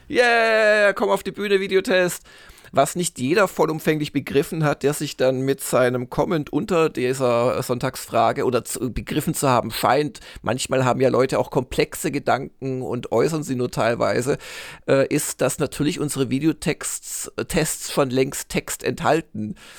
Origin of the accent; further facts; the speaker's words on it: Swabia, Germany; als äh, Schwabe, der ich bin